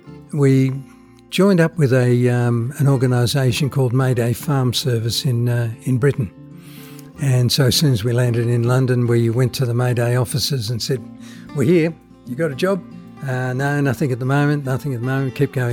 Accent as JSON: {"language": "English", "town": "Geelong", "region": "Victoria", "country": "Australia", "tie": "born or raised there", "also_born_or_lived": "Netherlands / Horsham / Melbourne", "said": "I grew up in Geelong."}